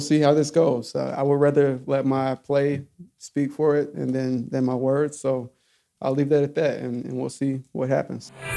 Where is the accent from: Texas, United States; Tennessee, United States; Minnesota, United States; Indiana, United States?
Tennessee, United States; Alcoa; I grew up in Alcoa, about 12 minutes away